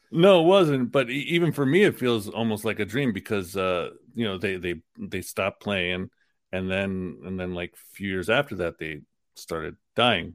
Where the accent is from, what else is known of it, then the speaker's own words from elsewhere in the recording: New York City, New York, United States; the part of Queens that I lived in was Queens Village, which is right on the border of Long Island